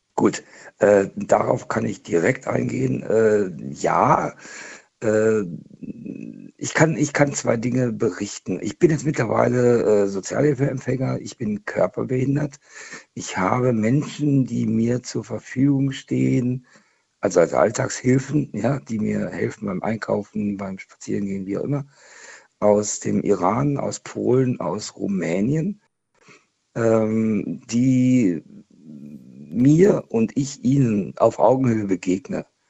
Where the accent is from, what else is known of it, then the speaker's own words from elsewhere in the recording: Hanover, Lower Saxony, Germany; moved away; also born or lived in Swabia; ich komme ursprünglich aus Hannover, also aus Niedersachsen